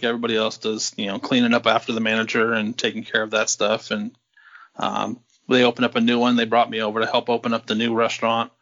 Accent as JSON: {"language": "English", "town": "Vallejo", "region": "California", "country": "United States", "tie": "born or raised there", "lives_now": "Napa, United States", "said": "Born and raised in Vallejo, California"}